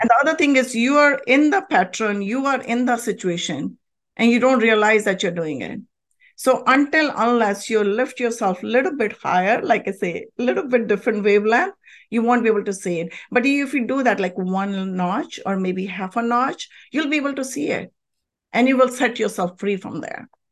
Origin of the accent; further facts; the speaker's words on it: India; moved away as an adult; now in United States; I was born and raised in a very, very spiritual country, India